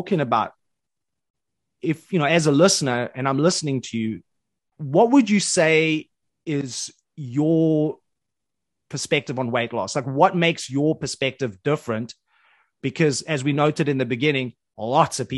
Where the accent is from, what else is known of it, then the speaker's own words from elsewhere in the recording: Johannesburg, Gauteng, South Africa; I grew up in Johannesburg, on the south side of Johannesburg, in government housing.